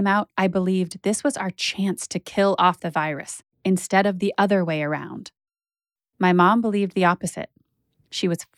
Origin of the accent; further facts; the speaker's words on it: Boulder, Colorado, United States; now in New York, United States; I grew up in Boulder